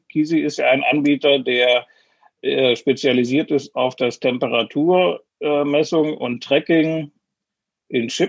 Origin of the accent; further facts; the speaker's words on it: Switzerland; mich ein bisschen